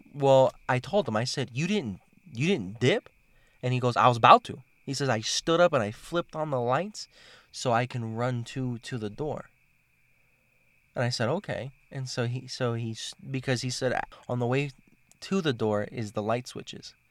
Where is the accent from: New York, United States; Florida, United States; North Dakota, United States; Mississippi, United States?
Florida, United States; Miami; moved away; I'm from Miami